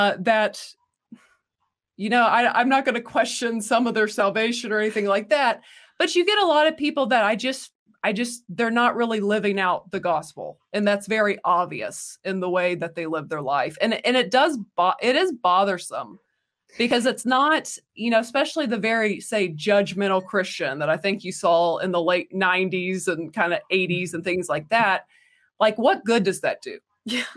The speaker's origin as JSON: {"language": "English", "region": "the Bible Belt in the South", "country": "United States", "tie": "born or raised there", "said": "we grew up in the Bible Belt in the South"}